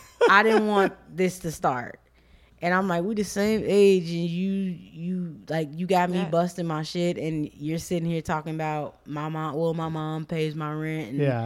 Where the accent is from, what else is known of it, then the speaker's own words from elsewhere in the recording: Chicago, Illinois, United States; We're from the same place. We're both from Southside Chicago.